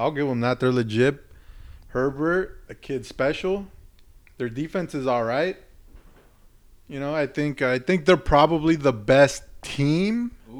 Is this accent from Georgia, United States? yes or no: no; Paso Robles, California, United States; also born or lived in Pismo Beach area, California; I grew up in Paso.